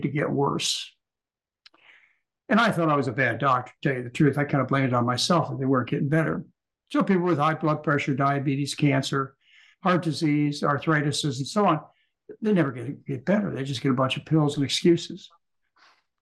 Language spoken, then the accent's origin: English; Michigan, United States; moved away as an adult; also born or lived in Hawaii; I was raised in Michigan